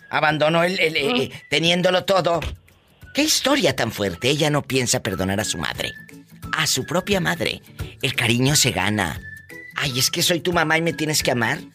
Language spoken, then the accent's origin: Spanish; Lázaro Cárdenas, Michoacán, Mexico; now in Sioux Falls, United States; Yo nací en Michoacán.